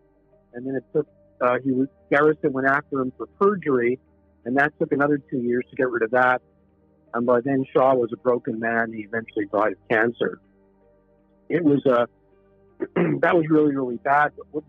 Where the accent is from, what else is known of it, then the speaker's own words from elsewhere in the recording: Montreal, Quebec, Canada; moved away as an adult; also born or lived in New York City / Europe / Asia; I grew up in Montreal, Canada.